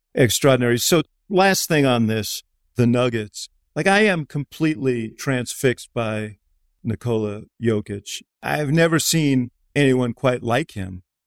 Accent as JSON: {"language": "English", "town": "Chicago", "region": "Illinois", "country": "United States", "moved": "yes"}